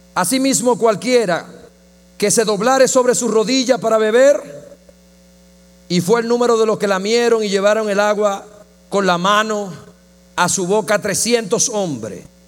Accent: Dominican Republic; yo la vi en el Chavo del Ocho en mi país

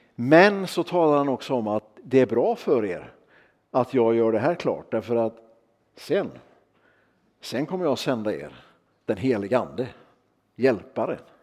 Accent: Örnsköldsvik, Västernorrland County, Sweden; jag kommer ifrån Örnsköldsvik

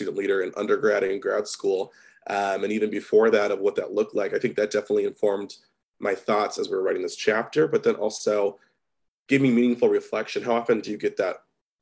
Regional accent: Midwest, United States; I'm from the Midwest

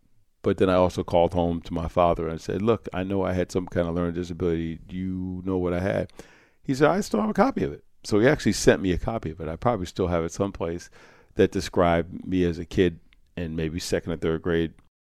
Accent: Croton, New York, United States; But Croton was 99.9% Caucasian, working class, small segment of upper class, mostly working class and middle class, and there were a few African-American families in the community.

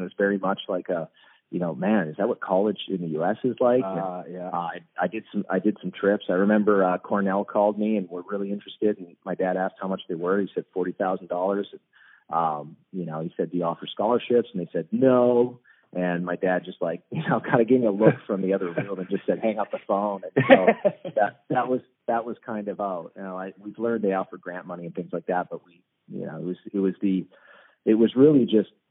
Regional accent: Surrey, British Columbia, Canada; moved away; also born or lived in East Coast, United States; growing up in Surrey playing lacrosse

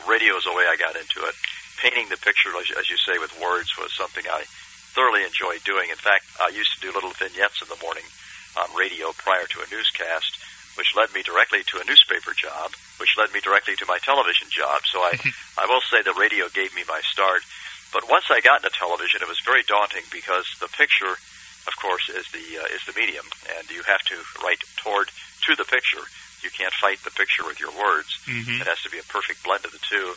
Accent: Indianapolis, Indiana, United States; I grew up in Indianapolis. I'm a kind of an indie kid.

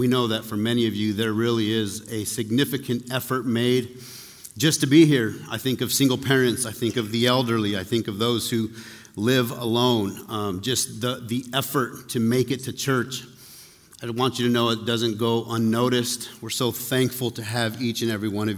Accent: Taos, New Mexico, United States; I grew up in Taos

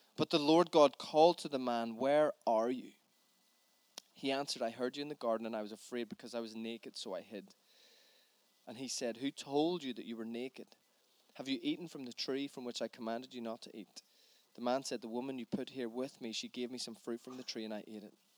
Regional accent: Northern Ireland, United Kingdom; as a Northern Irish man

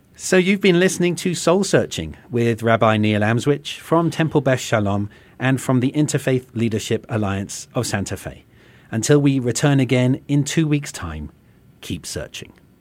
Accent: England, United Kingdom; now in United States; from my accent, people can tell, you know, having come from England

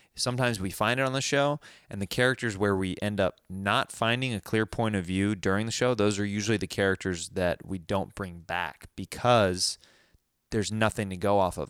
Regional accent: Kansas City, United States; I'm from Kansas City

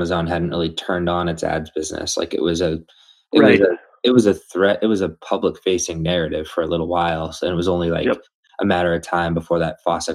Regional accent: Methuen, Massachusetts, United States; I grew up in Methuen

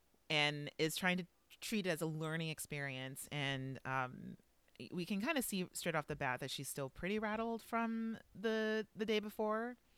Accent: the South, United States; everyone thinks that because I'm from the South, that I'm a nature boy.

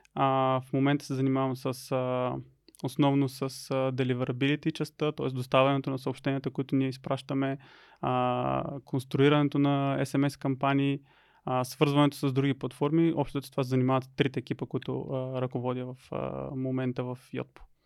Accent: Lovech, Lovech Province, Bulgaria; родом съм от Ловеч. А първите си години в училище прекарах в а, училище Панел Пивков

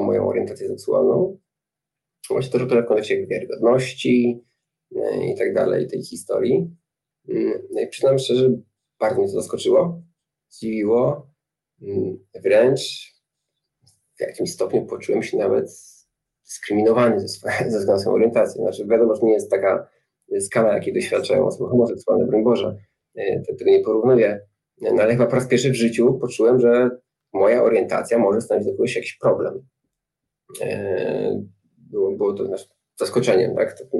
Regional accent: Nowe Chechło, Silesian Voivodeship, Poland; moved away as an adult; also born or lived in Warsaw; też się wychowałem obok Tarnowskich Gór, w takim miejscu jest Nowe Hechło

